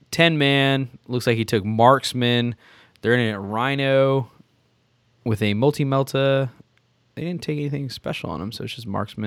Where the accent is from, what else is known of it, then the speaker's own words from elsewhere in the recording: Fort Worth, Texas, United States; I'm from Fort Worth, Texas.